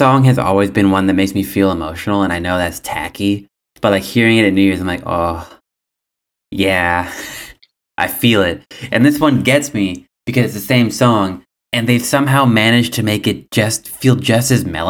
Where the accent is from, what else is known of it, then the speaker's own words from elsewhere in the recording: Scotland, United Kingdom; as a Scottish person